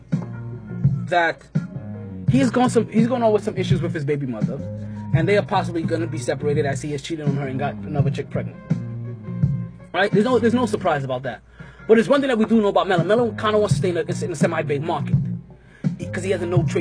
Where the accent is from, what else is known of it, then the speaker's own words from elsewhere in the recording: New York City, New York, United States; being the New Yorker that I am, Brooklyn all day